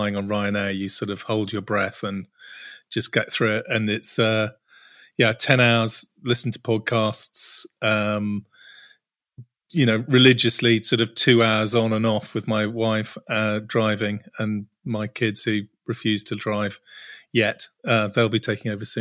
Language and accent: English; Cornwall, South West England, United Kingdom; I grew up surfing in Cornwall